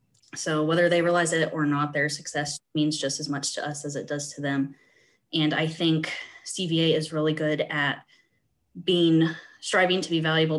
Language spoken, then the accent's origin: English; West Central Illinois, United States; moved away as an adult; also born or lived in Kansas; now in Stromsburg, United States; So I grew up in West Central Illinois on a grain and livestock farm. We raised cattle and hogs and farm corn and beans.